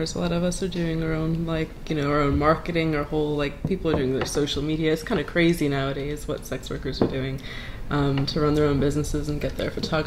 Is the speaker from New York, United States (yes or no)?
yes; New York City, New York, United States; moved away as an adult; also born or lived in London; now in Brooklyn, United States; I grew up in Queens